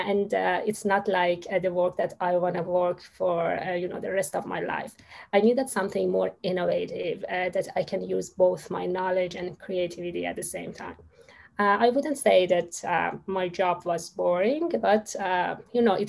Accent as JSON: {"language": "English", "country": "Iran", "moved": "as an adult", "lives_now": "Australia", "said": "my home country, Iran"}